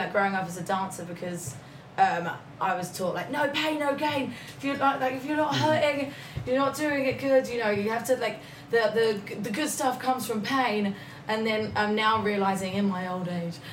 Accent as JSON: {"language": "English", "town": "Bromley", "region": "London", "country": "United Kingdom", "moved": "as an adult", "lives_now": "Los Angeles, United States", "said": "I'm from Bromley"}